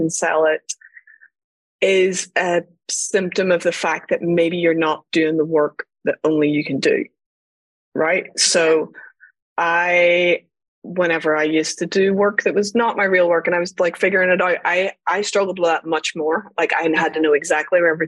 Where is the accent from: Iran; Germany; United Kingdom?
United Kingdom; Northern Ireland; I grew up in Northern Ireland during the Troubles